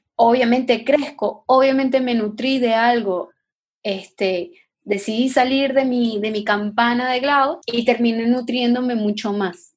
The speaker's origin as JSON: {"language": "Spanish", "country": "Venezuela", "moved": "yes", "said": "yo soy venezolana, yo soy gringa"}